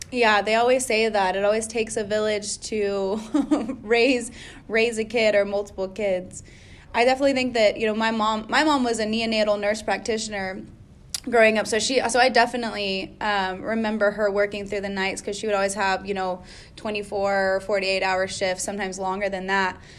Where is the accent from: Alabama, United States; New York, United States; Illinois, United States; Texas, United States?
Texas, United States; Austin; I'm from Austin, right? And it's a kind of a hippie town, and it's part of Texas